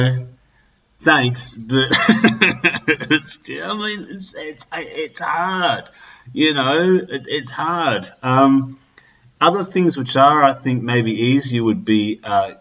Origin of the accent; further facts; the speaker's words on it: Australia; being Australian